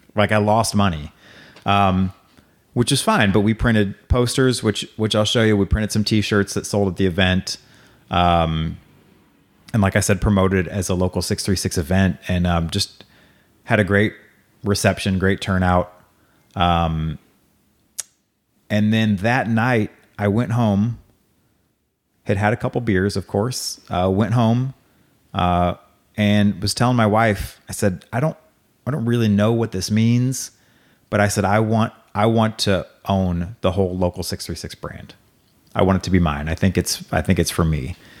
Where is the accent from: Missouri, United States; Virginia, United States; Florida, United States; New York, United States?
Missouri, United States; Hazelwood; also born or lived in Waco, Texas / Saint Charles, Missouri; I was born in Waco, grew up, uh, from the time I was like two to, through high school in Hazelwood